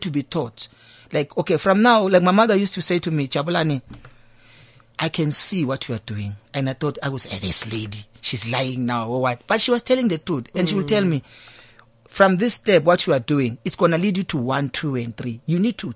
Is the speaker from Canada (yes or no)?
no; Tongaat, KwaZulu-Natal, South Africa; also born or lived in Cape Town; now in Thembisa, South Africa; I grew up in Tongat, in a place called Sitaram